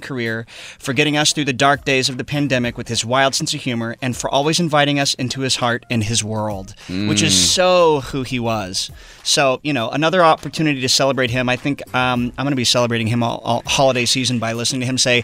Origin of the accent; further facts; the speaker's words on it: East Tennessee, United States; I'm from East Tennessee.